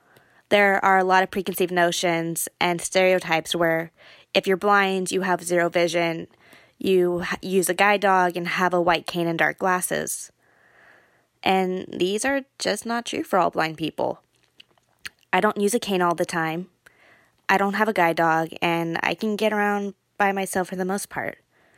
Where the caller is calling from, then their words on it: Cupertino, California, United States; I am from Cupertino, California.